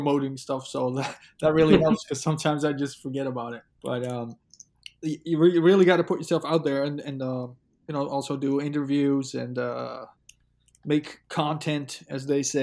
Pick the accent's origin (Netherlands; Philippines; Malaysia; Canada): Netherlands; I'm from the Netherlands